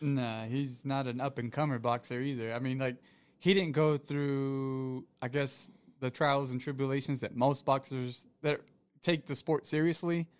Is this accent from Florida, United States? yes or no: yes; Florida, United States; moved away; it's very rare in Florida, where I'm originally from